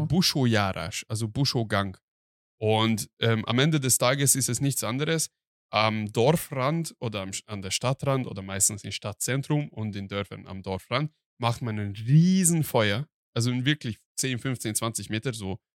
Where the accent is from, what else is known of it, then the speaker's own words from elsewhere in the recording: Hungary; now in Germany; Ich bin Ausländer, ich komme aus Ungarn und ich kenne nur die ungarische Variante